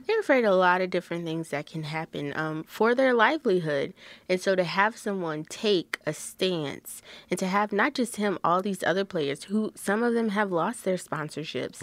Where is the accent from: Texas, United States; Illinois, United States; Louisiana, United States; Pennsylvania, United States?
Louisiana, United States; Lafayette; I have never been born anyone else, but, um, in Lafayette, Louisiana, I am as American as American gets.